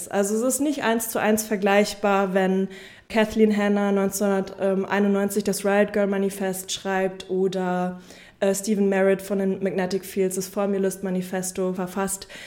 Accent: Münster, North Rhine-Westphalia, Germany; ich komme aus Münster

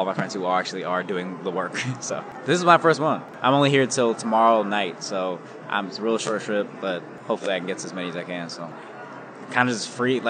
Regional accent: the Bay Area, California, United States; moved away as an adult; now in Los Angeles, United States; I'm from the Bay, but I've been living in LA for a little bit

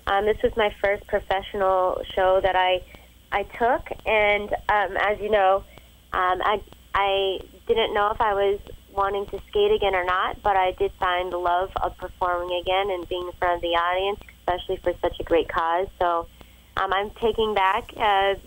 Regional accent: Sarasota, Florida, United States; I'm from Sarasota, Florida

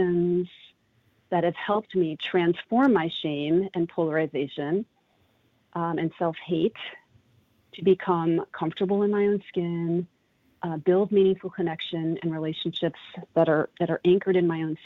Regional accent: Longmeadow, Massachusetts, United States; growing up in Longmeadow, Massachusetts

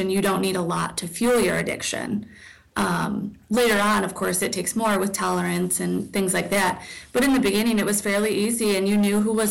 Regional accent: Dixon, Illinois, United States; I'm from Dixon

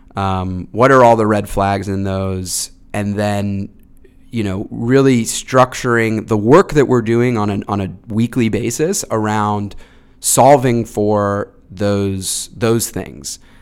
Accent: Dunstable, Massachusetts, United States; I grew up in Massachusetts, um, in, uh, Dunstable, Massachusetts, like, northwest of Boston

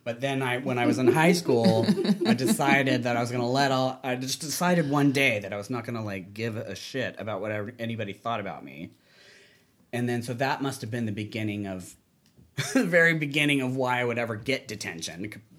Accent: the South, United States; Well, I grew up in the South, so it was like, I was in advanced English, just as an example.

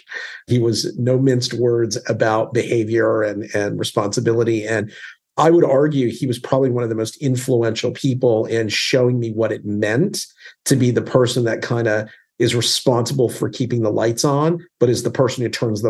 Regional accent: Calgary, Alberta, Canada; I grew up in Alberta in Canada in a city called Calgary.

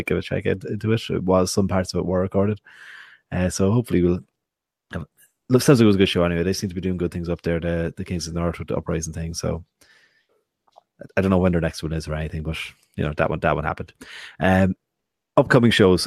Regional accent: Wexford, Leinster, Ireland; I'm from Wexford.

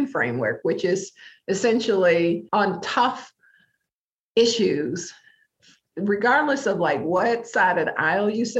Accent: Detroit, Michigan, United States; moved away as an adult; now in Minnesota, United States; I was living a really meaningful life in my hometown of Detroit

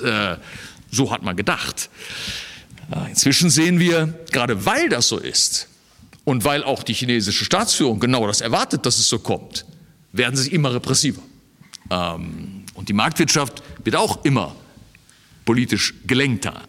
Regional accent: Germany; als Deutsche

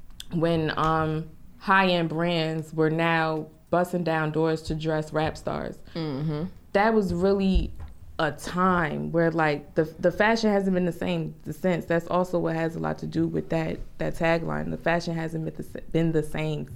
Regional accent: Newark, New Jersey, United States; I'm from Newark, particularly the South Ward in Newark

